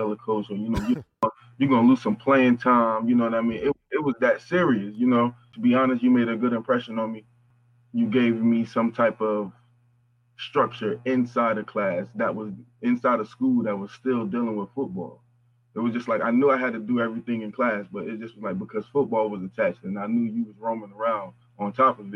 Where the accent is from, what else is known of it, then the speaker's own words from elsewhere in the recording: Newark, New Jersey, United States; also born or lived in Orange, New Jersey; I grew up in Newark, but I went to Orange High.